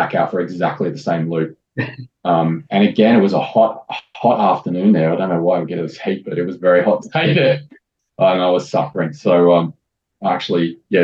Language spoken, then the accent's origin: English; Sydney, New South Wales, Australia; I grew up in St. Ives in Sydney and right next to Ku-ring-gai National Park.